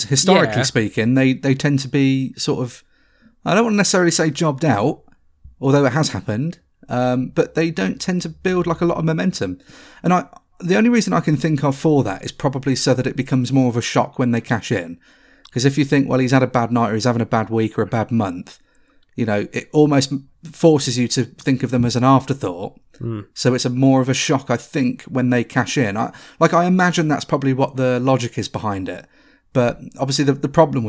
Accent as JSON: {"language": "English", "country": "United Kingdom", "said": "We are very British"}